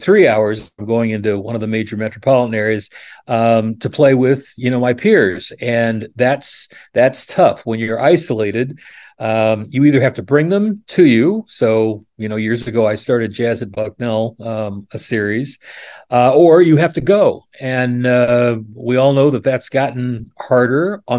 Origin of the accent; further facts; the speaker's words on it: Oregon, United States; also born or lived in New York City, United States; now in Central Pennsylvania, United States; I grew up in Oregon